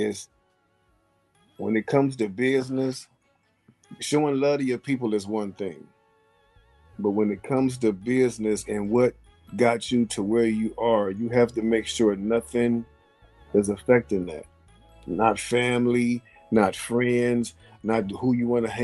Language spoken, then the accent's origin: English; Midwest, United States; We're not East Coast. We're from the Midwest.